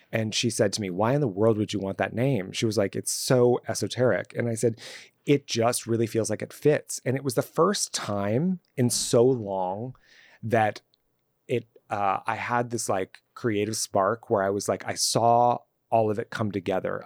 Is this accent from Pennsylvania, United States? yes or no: no; Los Angeles, California, United States; I grew up in Southern California, specifically in Los Angeles and even more specifically in the Valley